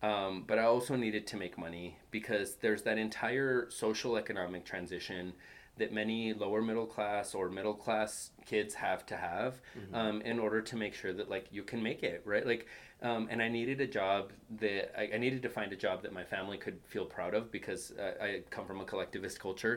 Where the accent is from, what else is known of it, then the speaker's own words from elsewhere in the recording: Greeley, Colorado, United States; also born or lived in Fort Collins, Colorado; being a kid from Greeley, I wanted to get out of Greeley.